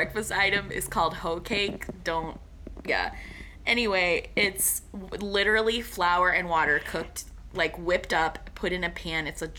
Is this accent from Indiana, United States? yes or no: yes; Indiana, United States; we're from Indiana